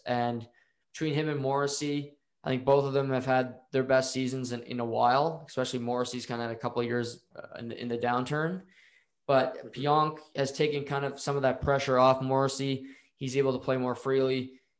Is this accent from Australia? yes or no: no; Rexton, New Brunswick, Canada; here in my hometown of Rexton